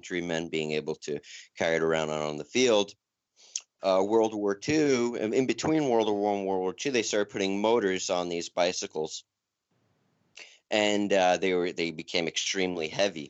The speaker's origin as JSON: {"language": "English", "region": "New York", "country": "United States", "also_born_or_lived": "Asheville, North Carolina", "moved": "yes", "lives_now": "Colorado Springs, United States", "said": "I'm from New York"}